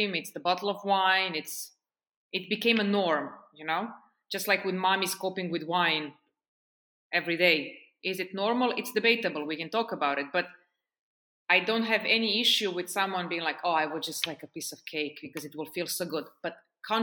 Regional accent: Serbia; also born or lived in Portugal / United States / Oman / France; now in Estonia; I lived in Serbia, which is my home country.

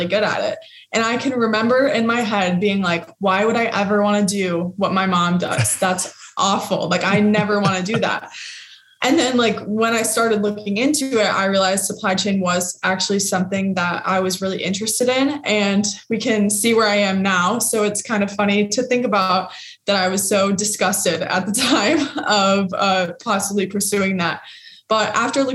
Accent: Lake Orion, Michigan, United States; I grew up in Metro Detroit in the town called Lake Orion, which is about 45 minutes north of the city.

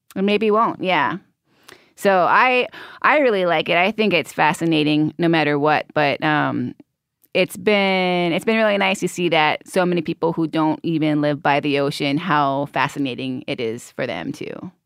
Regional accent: Hawaii, United States; growing up in Hawaii

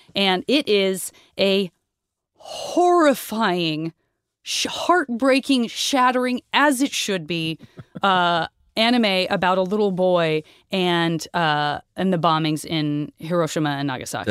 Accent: United States; I'm American

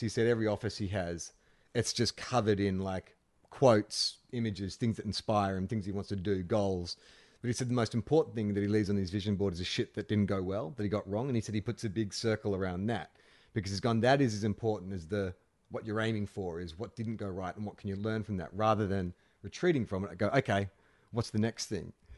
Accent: Australia; moved away; also born or lived in Los Angeles; growing up in Australia

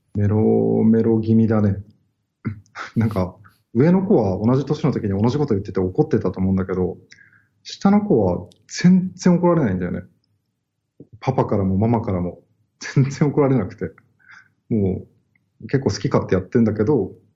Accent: Kanazawa, Ishikawa, Japan; born or raised there; now in Tokyo, Japan

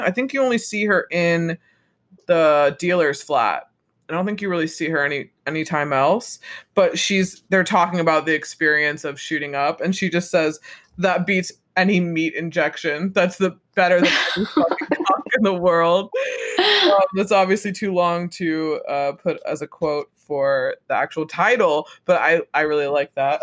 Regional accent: United States; for me as an American

